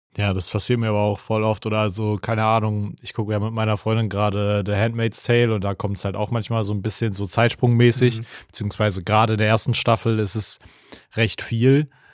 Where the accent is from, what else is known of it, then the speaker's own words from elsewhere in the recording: Germany; in der Nähe äh, wo ich aufgewachsen bin, gab es eine Burg. Shoutout an die Ravensburg